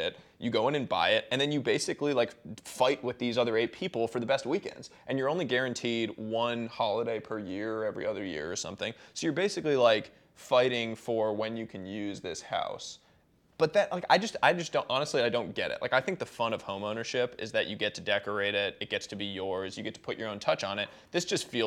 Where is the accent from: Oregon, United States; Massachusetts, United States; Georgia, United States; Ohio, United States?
Massachusetts, United States; Boston; I grew up in Boston